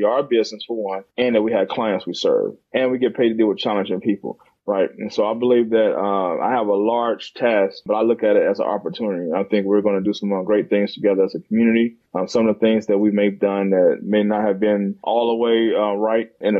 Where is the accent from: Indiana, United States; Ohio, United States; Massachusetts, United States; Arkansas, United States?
Indiana, United States; Gary; moved away as an adult; also born or lived in Philadelphia / Champaign, Illinois / East Chicago; now in Birmingham, United States; I grew up in Gary, Indiana.